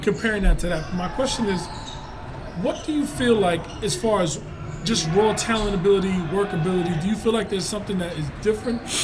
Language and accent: English; New York, United States; We come from New York.